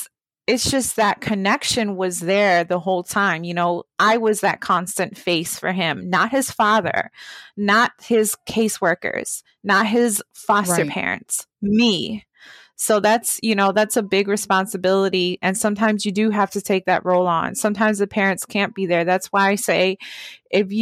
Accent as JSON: {"language": "English", "town": "Baltimore", "region": "Maryland", "country": "United States", "tie": "born or raised there", "said": "growing up in Baltimore"}